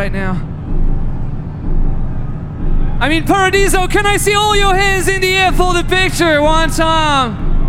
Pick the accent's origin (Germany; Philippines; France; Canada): France; I come from France.